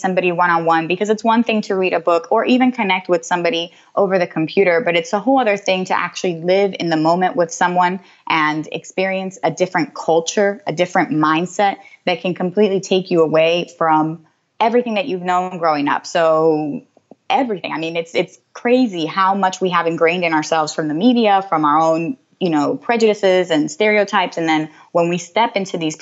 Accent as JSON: {"language": "English", "country": "United States", "said": "as an American"}